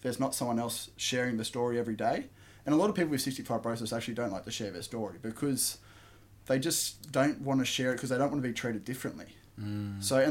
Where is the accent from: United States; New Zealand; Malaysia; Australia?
Australia; Camden, New South Wales; I was born in Camden, so southwest of Sydney, about an hour and a half, I'd say, out of the city. And pretty much growing up, I had a very blessed childhood